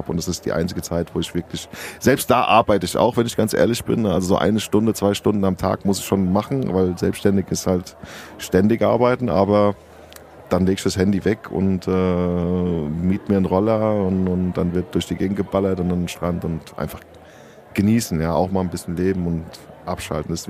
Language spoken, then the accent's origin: German; Sardinia, Italy; Ich bin selber Südländer, ich komme aus Sardinien. Und ähm, da fahre ich natürlich auch einmal im Jahr auf jeden Fall hin zur Family